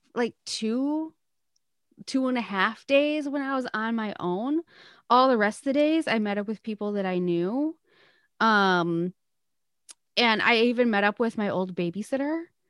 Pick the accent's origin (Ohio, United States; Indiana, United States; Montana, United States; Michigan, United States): Michigan, United States; I was from Michigan